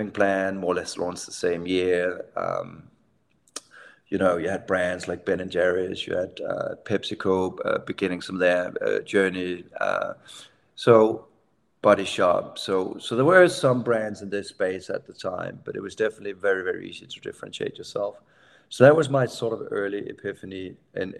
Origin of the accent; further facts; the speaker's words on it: Denmark; I'm from Denmark, so sort of very social democratic upbringing